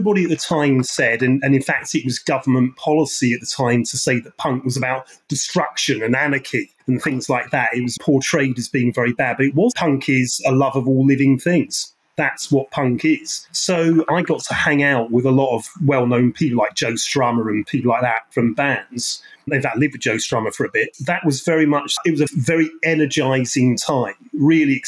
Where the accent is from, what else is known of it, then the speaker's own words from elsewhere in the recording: London, United Kingdom; I grew up in West London, not East London, which is why I'm not a Cockney